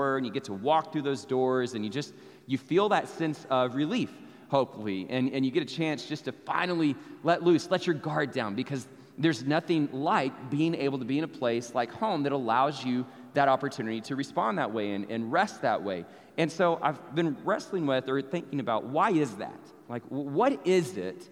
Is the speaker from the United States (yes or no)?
yes; Abilene, Texas, United States; now in Arlington, United States; go see my family in Abilene, so I get to go back to my hometown